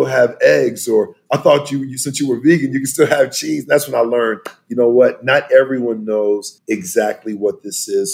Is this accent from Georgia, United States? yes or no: no; South Texas, United States; growing up in South Texas, you know, where we had tons of land and whatnot